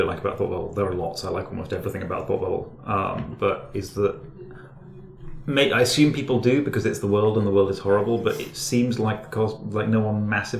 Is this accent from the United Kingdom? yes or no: yes; Teesside, North East England, United Kingdom; moved away; I grew up in Teesside, which actually is a deeply unpleasant, hostile shithole.